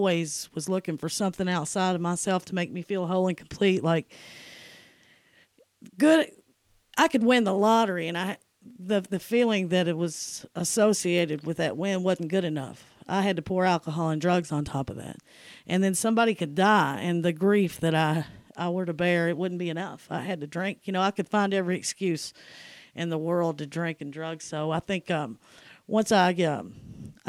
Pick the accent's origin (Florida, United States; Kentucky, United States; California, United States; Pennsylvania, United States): Kentucky, United States; Nicholasville; also born or lived in Lexington, Kentucky; I'm from Nicholasville, Kentucky.